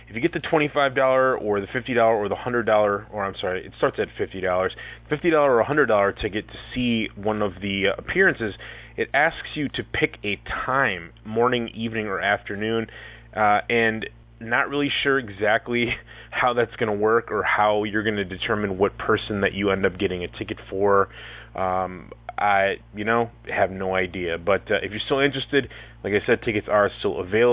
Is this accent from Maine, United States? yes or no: no; Racine, Wisconsin, United States; my hometown Racine, Wisconsin